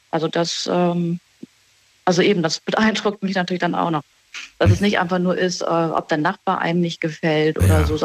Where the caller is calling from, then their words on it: Baden-Baden, Baden-Württemberg, Germany; Ich bin in Baden-Baden.